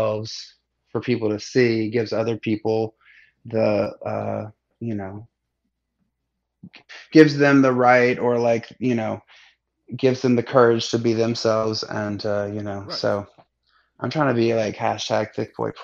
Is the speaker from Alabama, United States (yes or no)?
yes; Alabama, United States; also born or lived in Seattle; now in Atlanta, United States; I grew up in Alabama